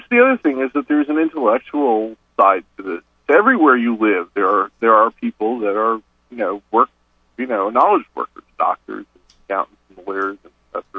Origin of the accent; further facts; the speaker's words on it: New York City, New York, United States; also born or lived in California / Boston; now in Nashville, United States; I was born and raised in New York City, lived in California. You know, last place I lived before this was in Boston